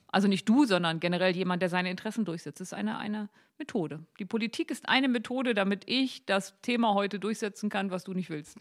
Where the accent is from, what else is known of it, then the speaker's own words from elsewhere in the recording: Gittelde, Lower Saxony, Germany; Gittle, der Harzteil, wo ich herkomme